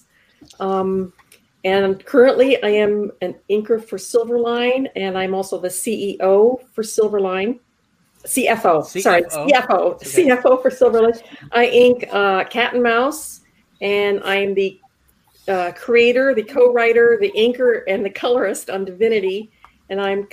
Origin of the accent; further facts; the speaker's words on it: Wisconsin, United States; we're from Wisconsin